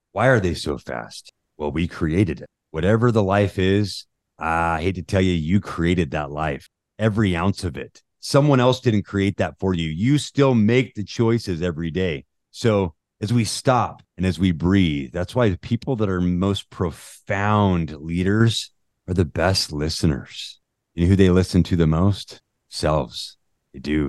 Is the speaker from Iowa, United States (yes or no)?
no; Utah, United States; I grew up in Utah.